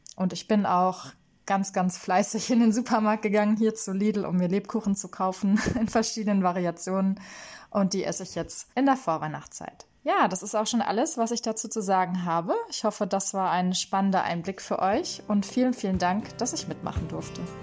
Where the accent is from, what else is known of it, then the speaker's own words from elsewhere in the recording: Germany; moved away as an adult; also born or lived in Lyon; now in Paris, France; ich bin eine Deutsche, die in Frankreich lebt, inzwischen seit vier Jahren